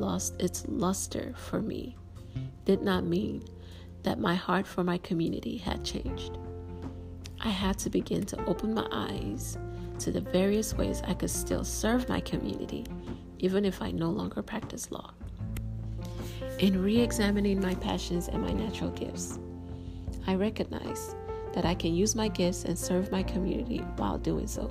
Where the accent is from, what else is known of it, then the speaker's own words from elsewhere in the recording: Nigeria; As a Nigerian